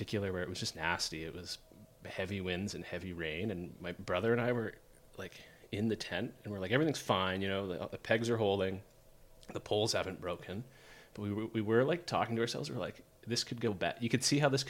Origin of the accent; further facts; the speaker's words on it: Canada; also born or lived in New Brunswick / Nova Scotia; I grew up in New Brunswick and Nova Scotia.